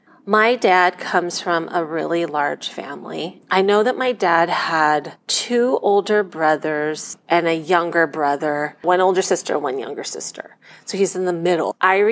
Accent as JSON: {"language": "English", "town": "Culver City", "region": "California", "country": "United States", "tie": "born there", "said": "I was born in Culver City, California in 1970. My parents got married in Thailand in 1969, and they flew to America as their wedding present."}